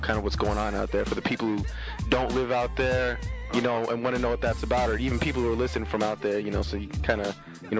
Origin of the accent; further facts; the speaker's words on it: West Coast, United States; I'm from West Coast, so I never been out there.